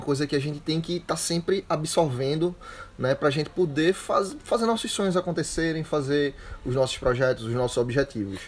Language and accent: Portuguese; Recife, Pernambuco, Brazil; moved away as an adult; Eu sou de Recife e vim morar aqui